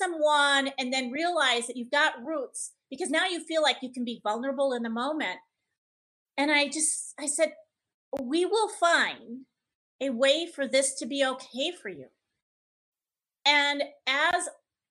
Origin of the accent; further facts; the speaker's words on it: Menomonee Falls, Wisconsin, United States; now in Las Vegas, United States; I said, Menominee Falls